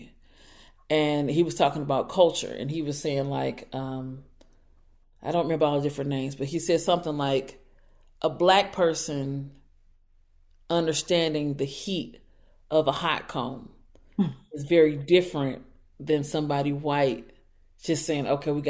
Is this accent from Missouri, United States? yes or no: yes; St. Louis, Missouri, United States; I'm from St. Louis